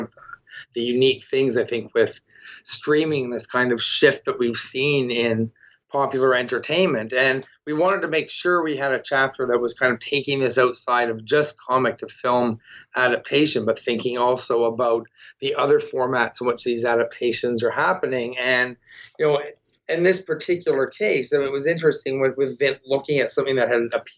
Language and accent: English; Toronto, Ontario, Canada; I'm from Toronto, and I'm someone who read the Scott Pilgrim comics going through and looking, and I recognize that spot